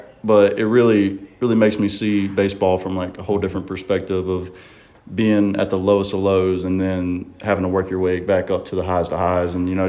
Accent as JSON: {"language": "English", "town": "Gulfport", "region": "Mississippi", "country": "United States", "said": "Going up to different states, I have to kind of tell them I'm from Gulfport because they really don't know where Saucier's"}